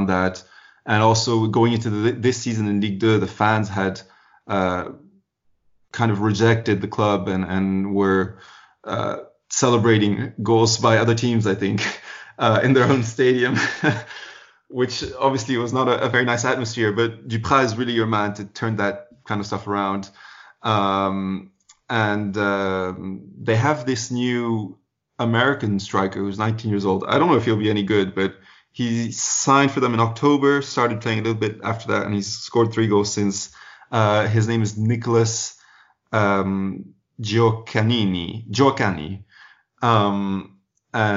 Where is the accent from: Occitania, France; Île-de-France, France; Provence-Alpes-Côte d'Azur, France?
Occitania, France; Montpellier; I'm from Montpellier